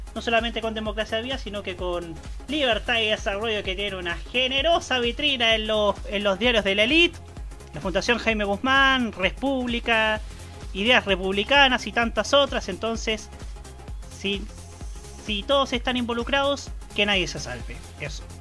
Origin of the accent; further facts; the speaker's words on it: Concepción, Biobío, Chile; nací y criado lamentablemente en Concepción